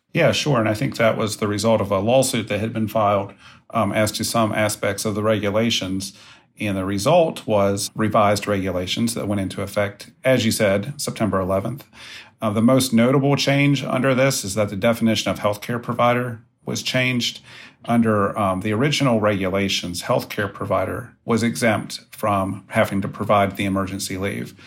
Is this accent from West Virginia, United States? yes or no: yes; West Virginia, United States; I grew up in West Virginia, attended West Virginia University